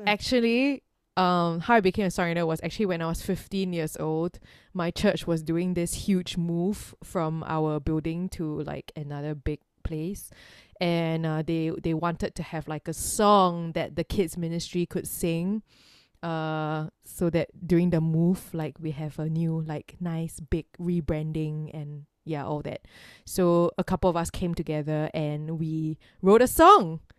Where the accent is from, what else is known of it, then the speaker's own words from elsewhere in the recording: Singapore; growing up in Singapore